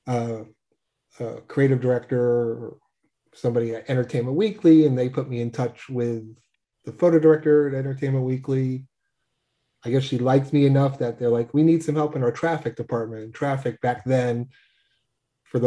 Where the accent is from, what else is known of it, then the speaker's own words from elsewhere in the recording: New York, United States; I'm born and bred in New York.